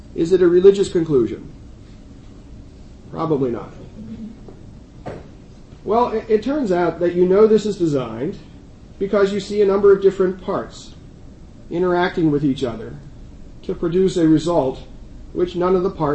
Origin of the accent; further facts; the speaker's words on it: Allentown, Pennsylvania, United States; It's my hometown.